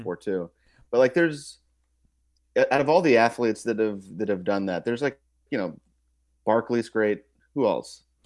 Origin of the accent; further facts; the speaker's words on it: Kansas City, Missouri, United States; I'm from Kansas City, too